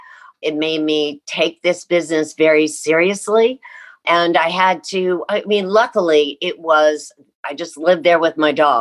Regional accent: Columbus, Ohio, United States; moved away; I grew up in Columbus, Ohio

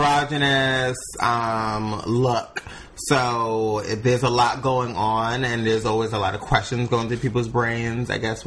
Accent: New York City, New York, United States; growing up in the Bronx, New York, wasn't the easiest, but it wasn't the most difficult.

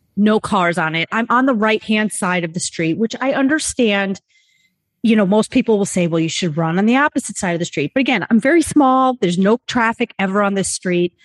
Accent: New York City, New York, United States; I'm from New York City

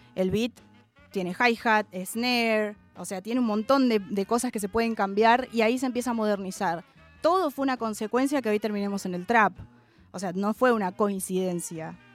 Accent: Argentina; Y yo soy afroargentina

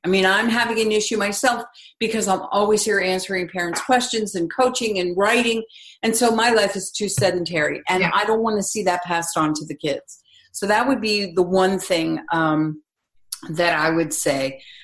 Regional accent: East Coast, United States; I grew up on the East Coast

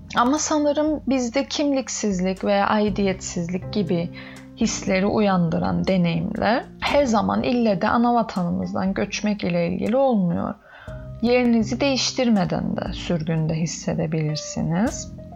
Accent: Northern Cyprus, Cyprus; Ben Kıbrıs'ın kuzeyinde doğup büyüdüm

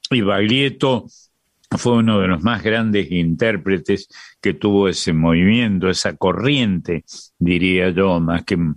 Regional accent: Córdoba, Argentina; Y yo que soy cordobés, tengo una vieja rivalidad con los rosarinos

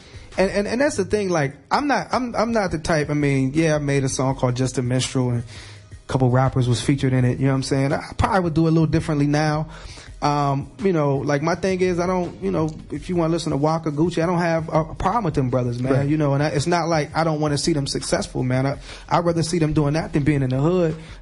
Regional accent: Chicago, Illinois, United States; now in Pittsburgh, United States; I'm originally from Southside Chicago

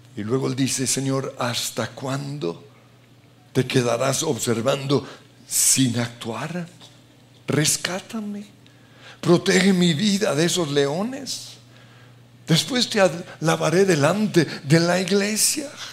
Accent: Colombia; como colombianos

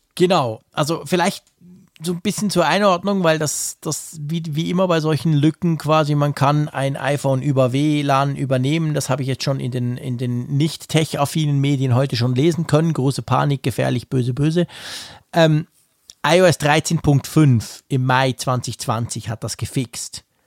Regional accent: Switzerland; bei uns in der Schweiz

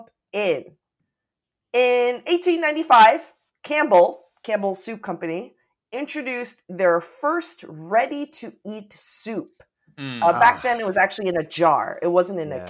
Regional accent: Taipei, Taiwan; now in Seattle, United States; Growing up in Taipei, Taiwan

